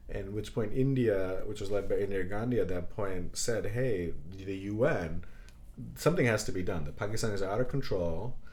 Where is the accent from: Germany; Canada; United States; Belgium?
Belgium; born there; Oh, by the way, I was born in Belgium.